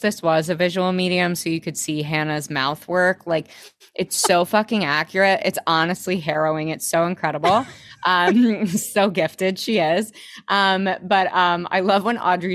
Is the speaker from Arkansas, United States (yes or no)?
yes; Arkansas, United States; I grew up in Arkansas